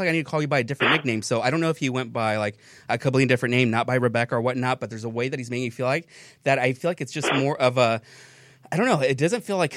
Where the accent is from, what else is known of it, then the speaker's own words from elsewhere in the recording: Hacienda Heights, California, United States; I was born in Hacienda Heights, which is 626. So it's kind of roots of me.